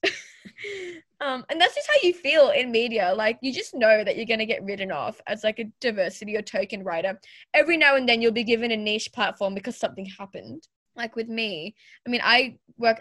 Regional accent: Australia; I was born and raised in Australia

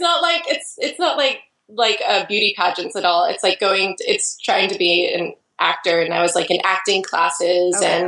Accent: Idaho, United States; now in Portland, United States; I grew up in Idaho actually, and I moved away from Idaho

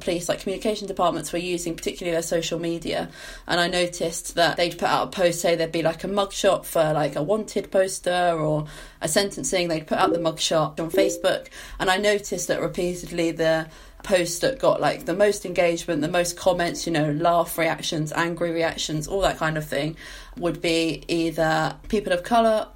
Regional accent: Essex, East of England, United Kingdom; moved away as an adult; now in Bristol, United Kingdom; I'm from Essex originally

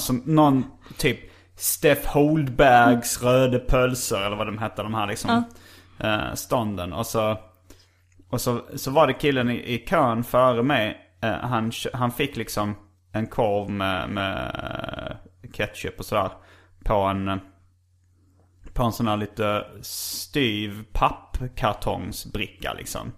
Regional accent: Stockholm, Stockholm County, Sweden; när jag var liten faktiskt här i Stockholm

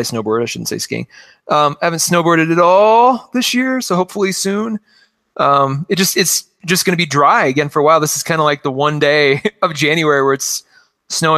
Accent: Western South Dakota, United States; moved away; good old Western South Dakota, very near my hometown

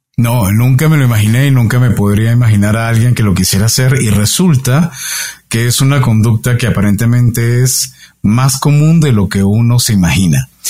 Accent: Venezuela; como buen venezolano, donde de donde vengo, lo que más se practica es el béisbol

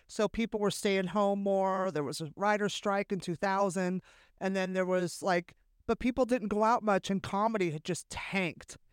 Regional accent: Bay Area, California, United States; growing up in the Bay Area

